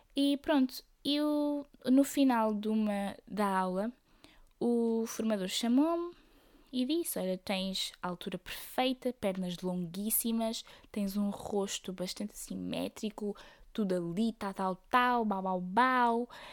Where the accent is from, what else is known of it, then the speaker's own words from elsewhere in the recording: Aveiro, Centro, Portugal; eu sou da Aveiro